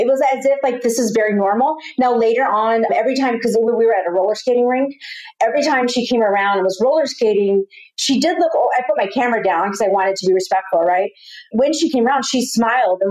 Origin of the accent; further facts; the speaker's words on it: Austin, Texas, United States; now in Los Angeles, United States; I'm from Austin, Texas